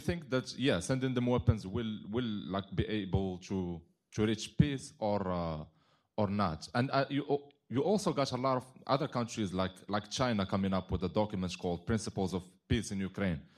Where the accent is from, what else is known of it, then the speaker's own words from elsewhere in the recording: Morocco; now in Minnesota, United States; I'm originally from Morocco, and I go to school in McAllister College, Minnesota